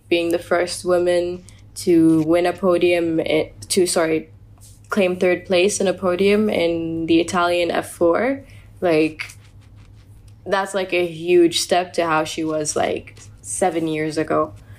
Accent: United Arab Emirates

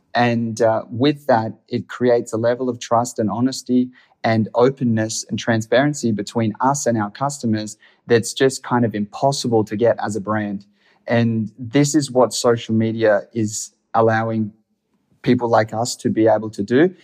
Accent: Australia; I'm from Australia

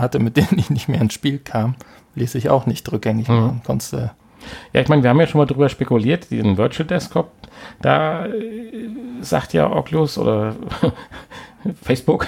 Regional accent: Siegerland, North Rhine-Westphalia, Germany; wir kommen ja aus dem Siegerland

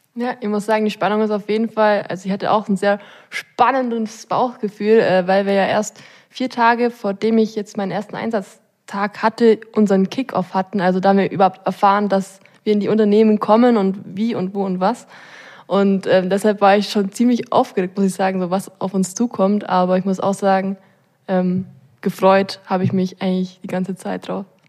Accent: Allgäu, Bavaria, Germany; als gebürtige Allgäuerin

